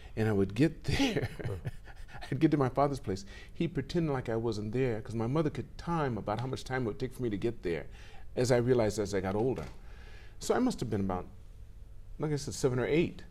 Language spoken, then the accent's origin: English; Los Angeles, California, United States; I grew up in California.